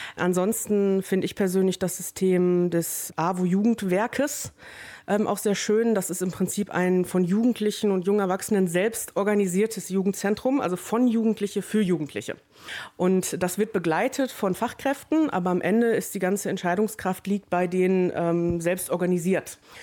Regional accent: Wesel, North Rhine-Westphalia, Germany; ich komme aus Wesel

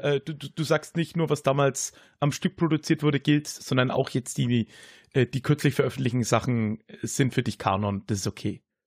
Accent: Höchstadt an der Aisch, Bavaria, Germany; also born or lived in Erlangen; Erlangen, wo ich geboren bin, ist sehr evangelisch, war ja auch Hugenottenstadt. Mhm. Und aber dann die äh, Region Höchstadt, in der ich, ja, wie es der Kollege am Anfang gesagt hat, groß geworden bin

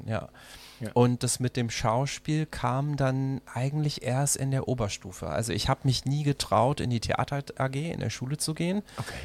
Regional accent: Mechernich, North Rhine-Westphalia, Germany; moved away as an adult; also born or lived in Brazil / Düsseldorf; now in Berlin, Germany; aufgewachsen bin ich in Mechernich in der Eifel

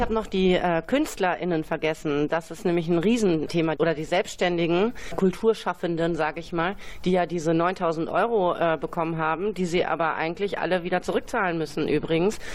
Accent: Bielefeld, North Rhine-Westphalia, Germany; Ich bin in Bielefeld geboren

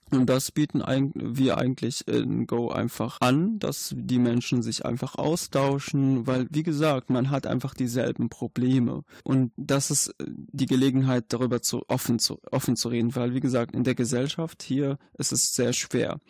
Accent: Syria; German is a second language; moved away as an adult; now in Germany; ich komme aus Syrien

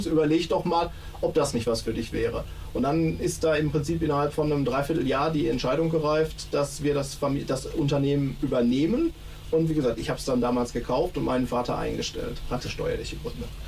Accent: Hohenlimburg, North Rhine-Westphalia, Germany; also born or lived in Letmathe; tatsächlich in Hohenlimburg aufgewachsen und meine Eltern lebten in Hohenlimburg

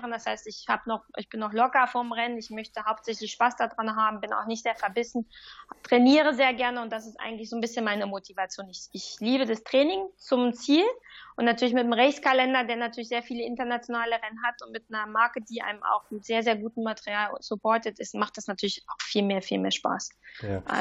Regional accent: Germany; now in Lausanne, Switzerland; Ich fühle mich aber als Deuts

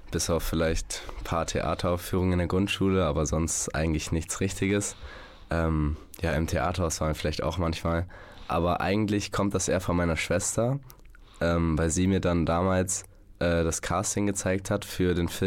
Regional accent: Münster, North Rhine-Westphalia, Germany; born there; now in Notteln, Germany; in meinem Pass steht Notteln als Wohnort. Ich wurde allerdings in Münster geboren.

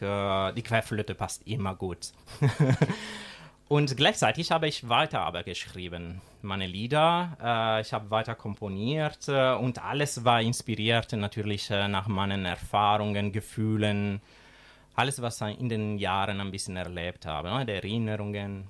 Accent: Sicily, Italy; German is a second language; moved away as an adult; now in Schwerte, Germany; Ich komme aus Sizilien, aus der schönen Sizilien

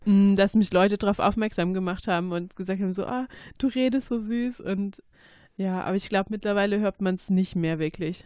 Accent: Swabia, Germany; accent: Swabian; now in Siegen, Germany; das Schwäbisch, wo ich herkomme

